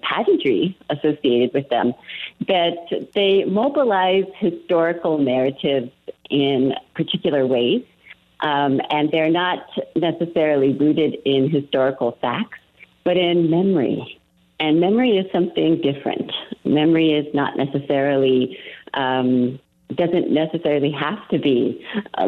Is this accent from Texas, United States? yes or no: no; Santa Fe, New Mexico, United States; growing up in Santa Fe, I went to De Vargas Middle School